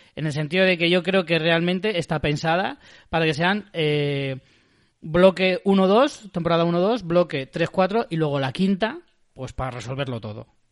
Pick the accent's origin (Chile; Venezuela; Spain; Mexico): Spain; nosotros en España